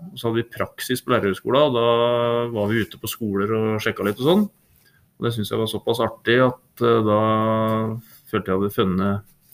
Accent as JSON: {"language": "Norwegian", "country": "Norway", "tie": "born or raised there", "also_born_or_lived": "Trondheim", "said": "jeg har vokst opp eh, på Nyhus på Steia her"}